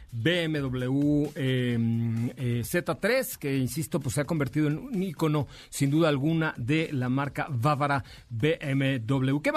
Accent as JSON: {"language": "Spanish", "region": "Mexico City", "country": "Mexico", "tie": "born there", "said": "nací ahí en la calle de Liverpool, en la colonia Roma"}